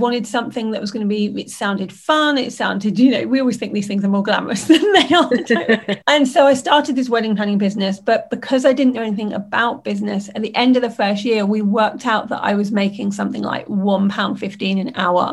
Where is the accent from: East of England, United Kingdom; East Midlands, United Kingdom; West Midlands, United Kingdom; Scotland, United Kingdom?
East Midlands, United Kingdom; Lincolnshire; I grew up in Lincolnshire in the United Kingdom